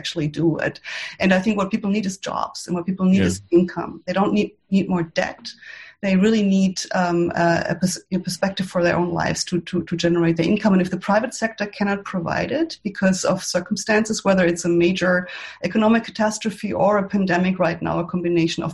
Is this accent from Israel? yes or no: no; Germany; now in United States; I'm from Germany